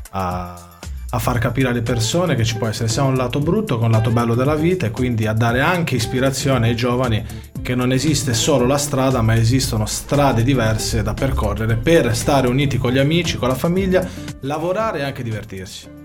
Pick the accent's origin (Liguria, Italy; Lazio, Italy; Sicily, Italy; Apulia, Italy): Liguria, Italy; Sanremo; abbiamo tutte e due origini napoletane, lui forse un pochettino di più perché io sono nato qua a Sanremo, lui è nato a Napoli, però siamo di qua, ovvero viviamo qua a Sanremo.